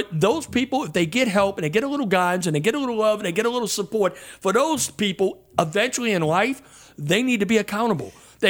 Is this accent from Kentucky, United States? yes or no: no; Harvey, Louisiana, United States; when I was growing up in Harvey after we moved out of the channel.